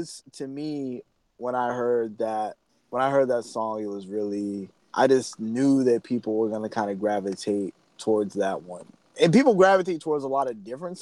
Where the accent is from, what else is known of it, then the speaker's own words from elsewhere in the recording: New York City, New York, United States; moved away as an adult; I'm from Brooklyn. I moved down here for school.